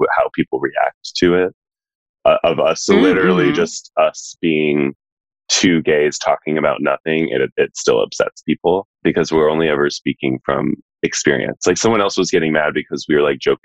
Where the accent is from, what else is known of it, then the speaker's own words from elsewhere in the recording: Texas, United States; now in New York, United States; I'm from Texas